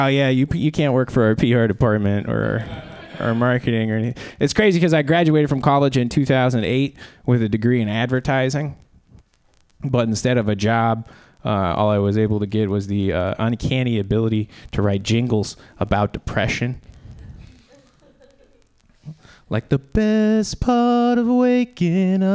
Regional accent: South Central Kansas, United States; moved away; I'm originally from South Central, Kansas

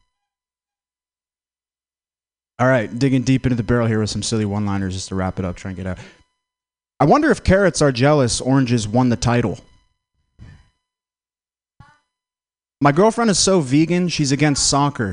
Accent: Vermont, United States; I'm from Vermont.

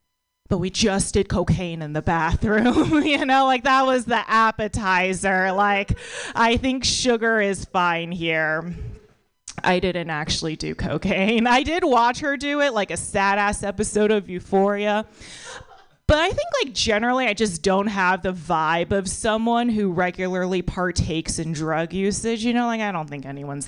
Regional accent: United States; I was born in America, but my parents are immigrants.

